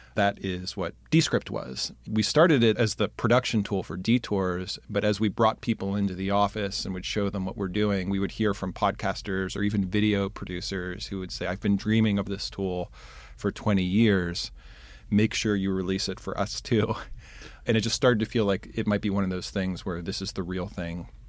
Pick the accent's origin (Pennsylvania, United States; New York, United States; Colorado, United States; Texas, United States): Pennsylvania, United States; Pittsburgh; moved away as an adult; also born or lived in Chicago; I'm originally from Pittsburgh.